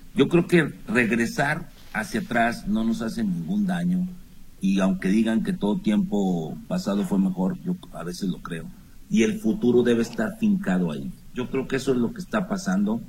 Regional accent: Chihuahua, Mexico; moved away; Yo soy norteño, chihuahuense, y allá les decíamos a, estas palabras, hasta a estas malas palabras les decíamos malas razones

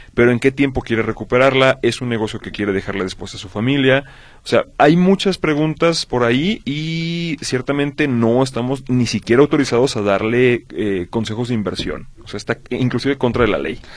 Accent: Mexico; nosotros como mexicanos

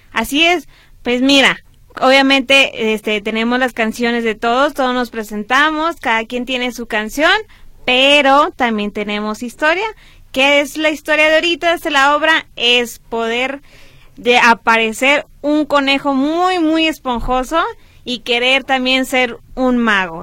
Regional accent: Monterrey, Nuevo León, Mexico; Somos de Monterrey

